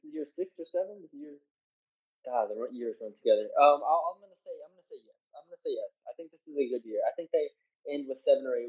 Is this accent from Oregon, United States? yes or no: no; San Antonio, Texas, United States; I'm from San Antonio